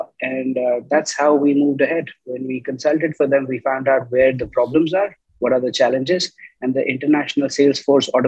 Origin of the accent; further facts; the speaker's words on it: India; moved away as an adult; now in Nigeria; I'm an Indian by origin, qualified engineer, have been based in Nigeria, West Africa for the last 23 years.